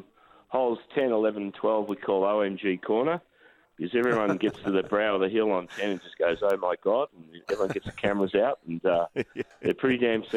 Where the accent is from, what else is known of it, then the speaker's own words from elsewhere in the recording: Melbourne, Victoria, Australia; now in King Island, Australia; I grew up in Melbourne, still got a house in Rye on the Mornington Peninsula, but the freedom you've got down here is just fantastic.